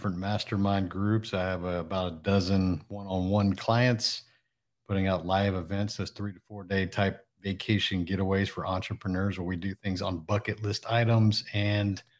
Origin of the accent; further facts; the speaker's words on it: Houston, Texas, United States; also born or lived in Japan; I'm actually originally from the Houston area. I still live in the Houston area. I was actually born in Japan.